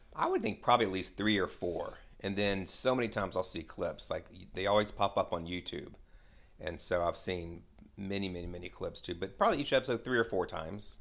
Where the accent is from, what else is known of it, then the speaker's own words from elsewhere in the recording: Atlanta, Georgia, United States; I'm born and raised in Atlanta, lived here all my life